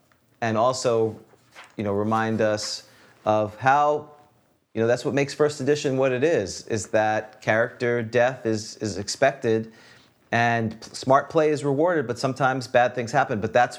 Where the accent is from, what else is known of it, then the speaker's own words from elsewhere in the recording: New York, United States; You know, I came from New York, and I was an Islander fan.